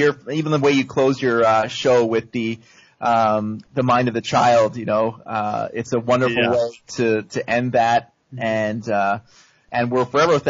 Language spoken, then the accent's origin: English; Canada; I grew up in Canada.